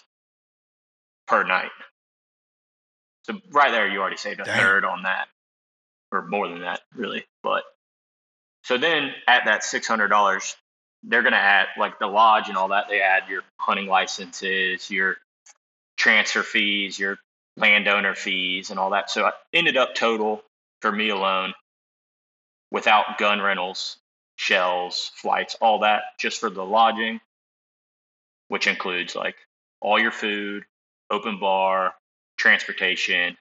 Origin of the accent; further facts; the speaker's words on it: Tallahassee, Florida, United States; I'm from Tallahassee, Florida. Lived here my whole life.